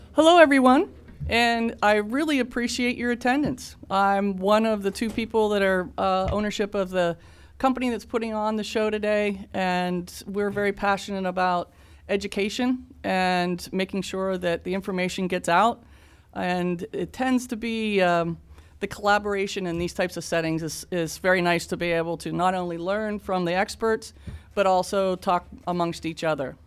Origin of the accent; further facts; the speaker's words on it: Pittsburgh, Pennsylvania, United States; moved away; also born or lived in Washington; I'm from Pittsburgh